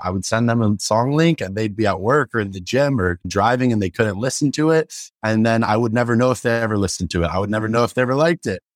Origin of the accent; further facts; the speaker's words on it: San Francisco, California, United States; I grew up in San Francisco.